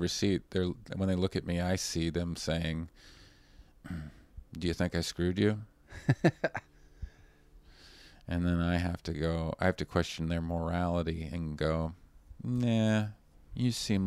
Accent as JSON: {"language": "English", "country": "United States", "said": "as an American"}